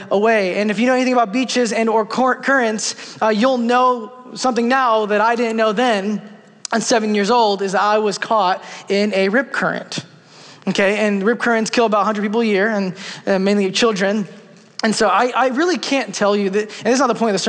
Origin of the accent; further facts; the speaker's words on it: New York City, New York, United States; I'm from New York City